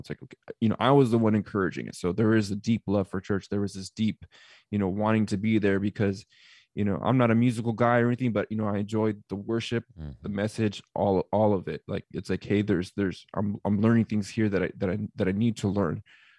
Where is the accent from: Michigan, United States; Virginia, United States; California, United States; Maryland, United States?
California, United States; also born or lived in Arizona; I'm originally from California, and Calvary Chapel is a mega church.